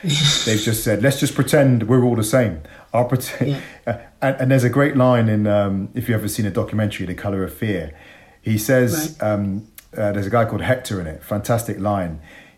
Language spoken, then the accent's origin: English; Bristol, South West England, United Kingdom; It was tough. I didn't enjoy my childhood.